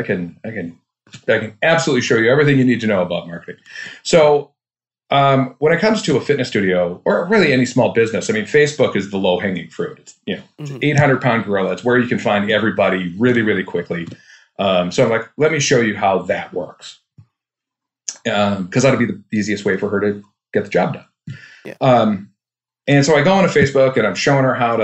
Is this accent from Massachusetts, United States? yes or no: no; Duluth, Minnesota, United States; I'm from Duluth, Minnesota.